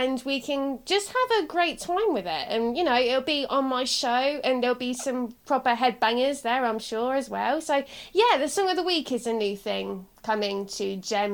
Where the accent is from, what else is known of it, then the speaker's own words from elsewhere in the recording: Southampton, South East England, United Kingdom; I'm from Southampton, but I've got like a parent that's not